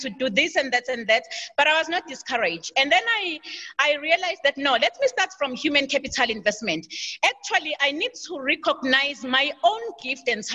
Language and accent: English; Durban, KwaZulu-Natal, South Africa; I was born in KZN, KwaZulu-Natal, and I grew up in KwaZulu-Natal in the township called Chesterville